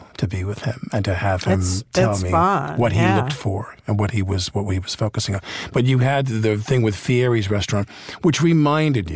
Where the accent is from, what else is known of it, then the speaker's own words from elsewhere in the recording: New York City, New York, United States; as a New Yorker